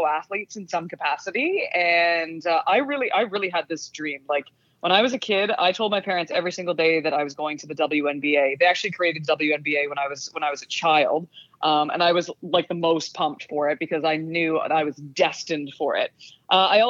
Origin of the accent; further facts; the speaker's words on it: Canada; accent: Canadian; my Canadian accent